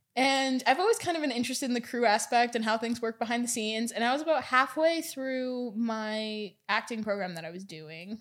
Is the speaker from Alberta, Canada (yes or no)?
yes; Edmonton, Alberta, Canada; now in Vancouver, Canada; growing up in Edmonton, was, I spent most of the time just wanting to leave Edmonton